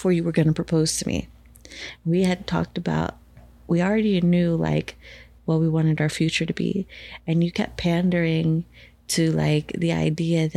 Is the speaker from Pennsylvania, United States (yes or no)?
yes; Bethlehem, Pennsylvania, United States; I'm not from Easton. Don't insult me. I'm from Bethlehem.